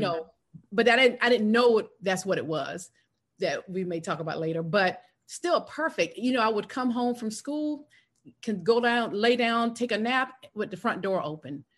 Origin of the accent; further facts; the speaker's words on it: South Carolina, United States; moved away as an adult; now in Atlanta, United States; I was raised in South Carolina, went to college in South Carolina